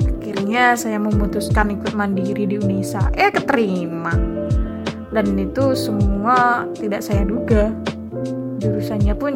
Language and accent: Indonesian; East Java, Indonesia; accent: medok; mungkin saya dari desa ya logat saya tuh medok banget sering diolok-olok terus SMA ada mulai nih drama ditolak di sekolah favorit pilihan pertama tapi pada akhirnya diterima di SMA favorit kedua SMA favorit satu kabupaten Ngawi tuh